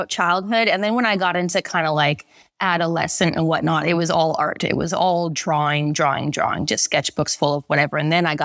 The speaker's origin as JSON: {"language": "English", "town": "Vancouver", "region": "British Columbia", "country": "Canada", "moved": "as an adult", "said": "I'm from Vancouver, Canada originally"}